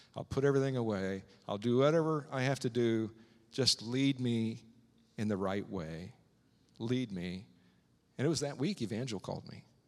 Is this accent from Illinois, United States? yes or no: yes; Strasburg, Illinois, United States; moved away; growing up in Strasbourg, Illinois, a small town in the middle of Illinois